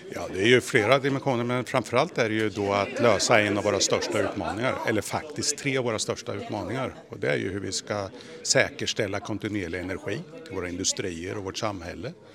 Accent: Sweden; som svensk och agera i en global koncern

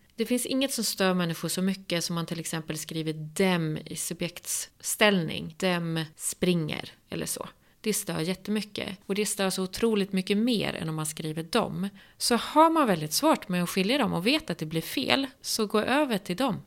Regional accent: southern Norrland, Sweden; Jag som kommer från södra Norrland, jag är ju uppvuxen med det här

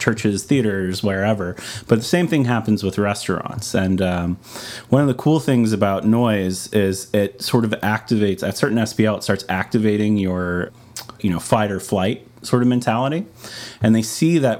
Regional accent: Louisiana, United States; moved away; also born or lived in Texas; I grew up in Louisiana and then moved to Texas.

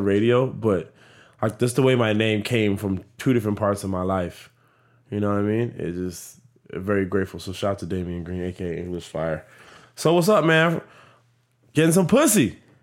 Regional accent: Miami, Florida, United States; also born or lived in Broward County, Florida; my high school life, elementary to high school is it was a blessing. Like, that foundation of Southwest Miami

